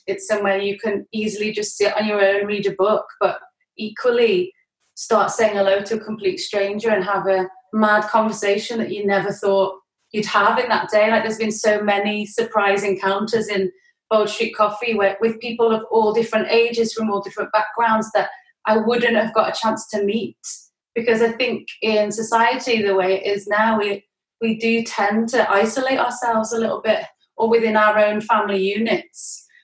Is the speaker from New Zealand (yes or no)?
no; Worcestershire, West Midlands, United Kingdom; moved away as an adult; now in Liverpool, United Kingdom; Worcestershire in the West Midlands mm. on the River Severn. It's like a little town where it's good to grow up in and grow old